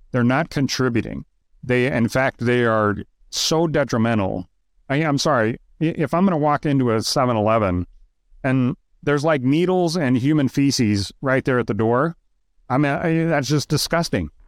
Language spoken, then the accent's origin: English; Idaho, United States; moved away; also born or lived in Moscow, Idaho; I grew up in Idaho. I don't live in Idaho. I haven't lived in Idaho in, I don't know, forty years, but I'm still an Idaho boy